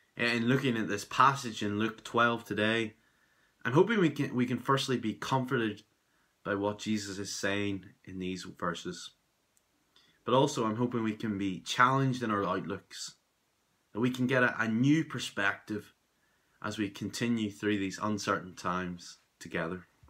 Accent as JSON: {"language": "English", "town": "Belfast", "region": "Northern Ireland", "country": "United Kingdom", "said": "I'm from Belfast in Northern Ireland"}